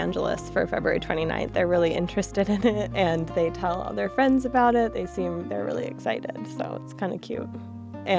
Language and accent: English; Michigan, United States; moved away; also born or lived in New York City; I was born in Michigan